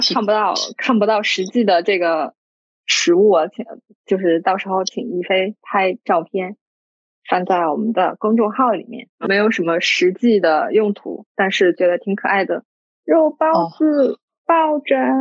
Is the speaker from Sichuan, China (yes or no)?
no; Dali, Yunnan, China; moved away; 像我老家的话，大理那边的话，冬天我们也，也，也用就是电暖炉嘛